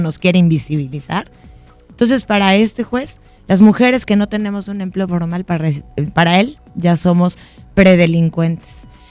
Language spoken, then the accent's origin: Spanish; Mexico; en mi país, nuestro país, México